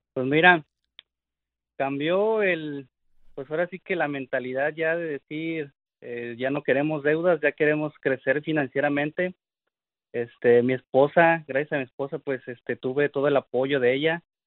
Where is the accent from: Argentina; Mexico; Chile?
Mexico; now in United States; Nosotros venimos de México